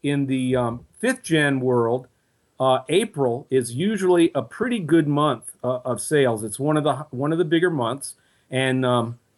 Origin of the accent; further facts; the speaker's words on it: Virginia, United States; I'm a lifelong Virginia resident